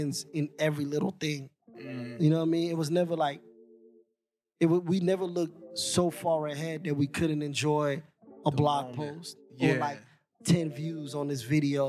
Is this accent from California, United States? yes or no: no; New York City, New York, United States; being from Queens